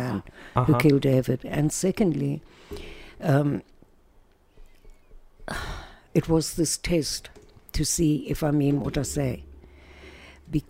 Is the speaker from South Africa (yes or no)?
yes; South Africa; moved away as an adult; now in Israel; we went back to South Africa, where I come from, obviously. Can't miss my accent, although the Americans think I'm British.